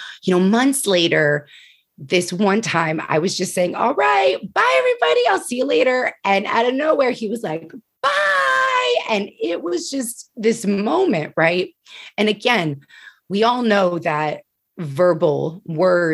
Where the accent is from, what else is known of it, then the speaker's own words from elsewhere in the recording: New Jersey, United States; moved away as an adult; also born or lived in Pennsylvania; When I started working in New Jersey, when I transitioned moving back to my home state